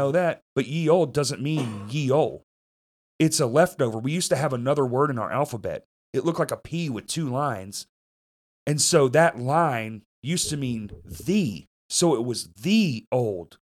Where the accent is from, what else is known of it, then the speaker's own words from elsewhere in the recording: Bryant, Arkansas, United States; moved away; also born or lived in Little Rock, Arkansas; I don't say I'm from fucking Bryant, dude. I say Little Rock.